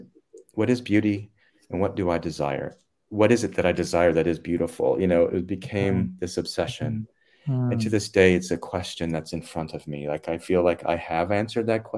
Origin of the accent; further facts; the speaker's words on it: North Carolina, United States; moved away; I was growing up in North Carolina